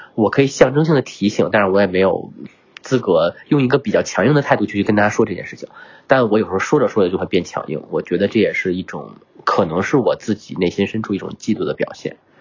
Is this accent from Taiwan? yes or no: no; northern China, China; moved away; 我这种北方汉子，我是北方人啊，这种北方汉子